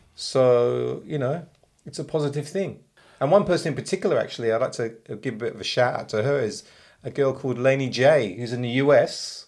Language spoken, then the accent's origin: English; England, United Kingdom; now in Australia; I grew up in England, and it was cold